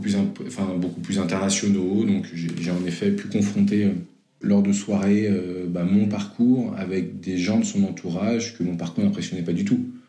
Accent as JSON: {"language": "French", "town": "Versailles", "region": "Île-de-France", "country": "France", "tie": "born or raised there", "also_born_or_lived": "Lille", "said": "enfance très classique et studieuse, en région ouest parisien, Versailles"}